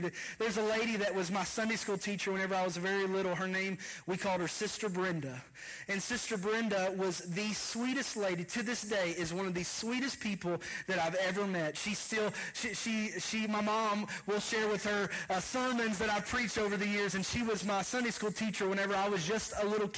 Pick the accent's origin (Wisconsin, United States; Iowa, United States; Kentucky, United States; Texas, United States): Kentucky, United States; moved away; I am from Kentucky